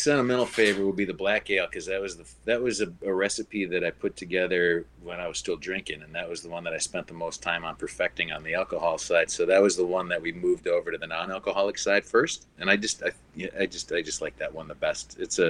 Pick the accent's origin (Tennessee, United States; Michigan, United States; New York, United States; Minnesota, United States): Minnesota, United States; Minneapolis; I'm from Minneapolis, yeah, born and raised, yep.